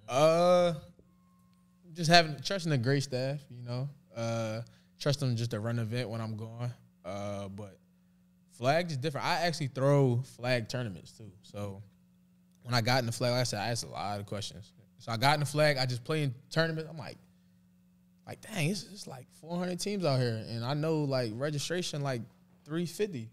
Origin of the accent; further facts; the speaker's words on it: Philadelphia, Pennsylvania, United States; moved away as an adult; now in Dallas, United States; I love growing up in Philly